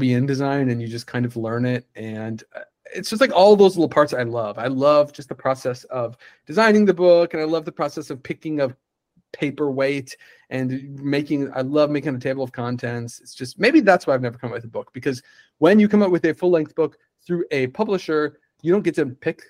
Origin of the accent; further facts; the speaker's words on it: Upper Michigan, United States; also born or lived in Boston; now in Austin, United States; that is based in Upper Michigan where I'm from